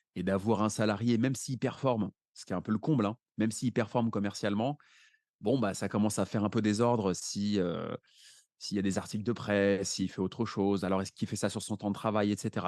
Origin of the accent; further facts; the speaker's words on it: Paris, Île-de-France, France; j'habite à Paris, je suis né à Paris